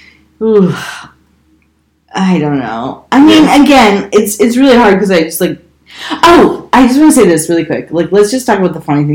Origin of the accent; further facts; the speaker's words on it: Chicago, Illinois, United States; I'm from Chicago.